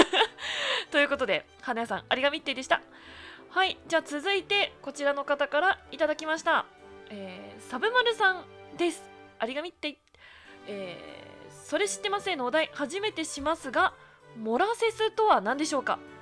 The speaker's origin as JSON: {"language": "Japanese", "region": "Yamagata", "country": "Japan", "tie": "born or raised there", "moved": "yes", "lives_now": "Kanto, Japan", "said": "生まれ育ったところの季節感でのなんか季節感で過ごしてしまっているっていうところがあるんですけれども山形って桜が咲くのが4月の中旬"}